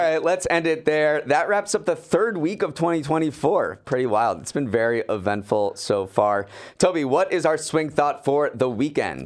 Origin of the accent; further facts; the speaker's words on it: Massachusetts, United States; my home state